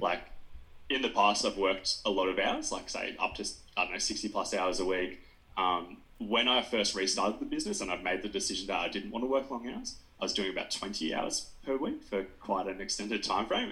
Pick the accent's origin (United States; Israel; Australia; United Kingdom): Australia; Nowra, New South Wales; moved away; also born or lived in Wagga Wagga, New South Wales; I'm from Nowra originally on the south coast, but I studied at Wagga Wagga